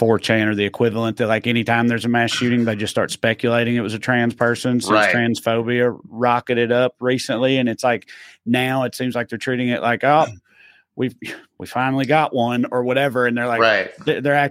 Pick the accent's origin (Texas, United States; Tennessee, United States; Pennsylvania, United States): Tennessee, United States; my home state of Tennessee.